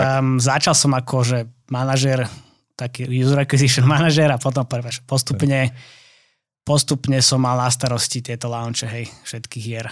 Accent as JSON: {"language": "Slovak", "town": "Trnava", "region": "Trnava Region", "country": "Slovakia", "moved": "yes", "said": "ja som pôvodne z Trnavy"}